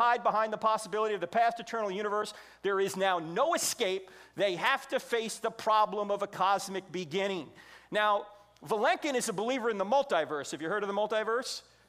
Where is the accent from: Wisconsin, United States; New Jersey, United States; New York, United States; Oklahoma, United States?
New Jersey, United States; I'm from New Jersey, which means I speak at 150 words a minute with gusts to 350